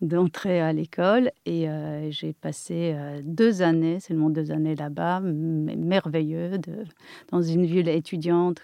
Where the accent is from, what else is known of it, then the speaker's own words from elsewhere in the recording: near Kraków, Lesser Poland, Poland; accent: Polish; French is a second language; moved away as an adult; now in France; je suis polonaise, euh, née en Pologne, euh, et je suis restée là-bas jusqu'à l'âge de 21 ans.